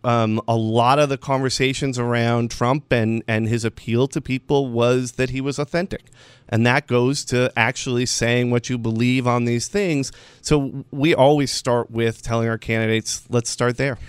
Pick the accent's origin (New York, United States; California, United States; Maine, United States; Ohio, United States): New York, United States; Western; I grew up in Western New York at a time when everything was awful